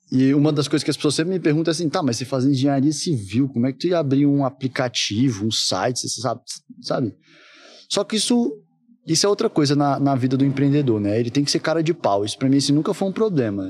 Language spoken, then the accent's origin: Portuguese; Brasília, Federal District, Brazil; Nasci em Brasília, minha família é toda de lá